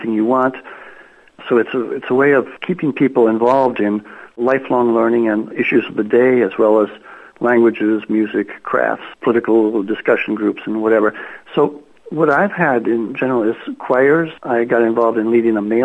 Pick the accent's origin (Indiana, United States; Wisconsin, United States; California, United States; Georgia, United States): Wisconsin, United States; Eau Claire; moved away as an adult; now in Finland; I grew up in Eau Claire, Wisconsin